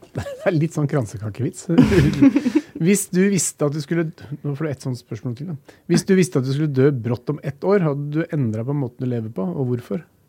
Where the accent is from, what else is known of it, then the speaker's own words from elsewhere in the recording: Norway; vi er født i Norge